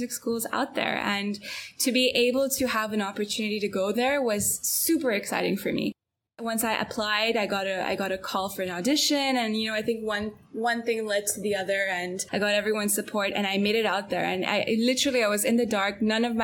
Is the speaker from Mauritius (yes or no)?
no; Antwerp, Flanders, Belgium; moved away as an adult; Growing up in Antwerp, there's usually, you know, one of two places or three places that people go to study